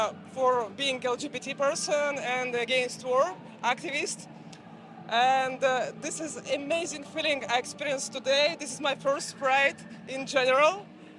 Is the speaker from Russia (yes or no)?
yes; Russia; English is a second language; moved away as an adult; now in Argentina; I'm originally from Russia. My wife is Ukrainian. I'm a refugee in Argentina here for 1 year already for being an LGBT person and against war activist.